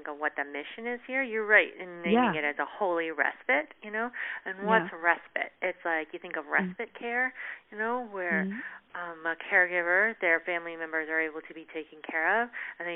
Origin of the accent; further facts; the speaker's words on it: Canada; moved away; I'm originally from Canada